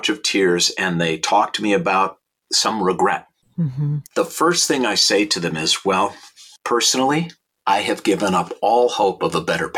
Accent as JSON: {"language": "English", "town": "St. Louis Park", "region": "Minnesota", "country": "United States", "tie": "born or raised there", "moved": "yes", "lives_now": "Los Angeles, United States", "said": "I was born in 1960 in St. Louis Park, Minnesota, and went to Aquila Elementary School"}